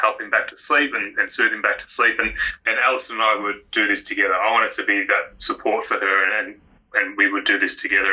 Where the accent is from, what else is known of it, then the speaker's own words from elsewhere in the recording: Melbourne, Victoria, Australia; also born or lived in Queensland; now in Karratha, Australia; I grew up in Melbourne